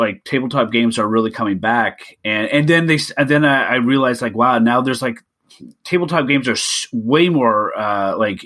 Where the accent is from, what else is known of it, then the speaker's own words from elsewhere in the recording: Canada; being Canadian